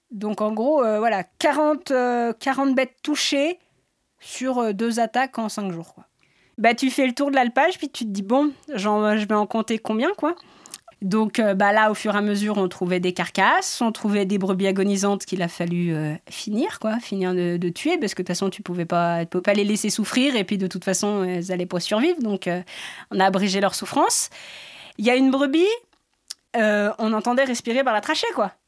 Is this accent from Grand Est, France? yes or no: no; Sixt-Fer-à-Cheval, Auvergne-Rhône-Alpes, France; je suis de Sixte. Alors, euh, Sixte Père à Cheval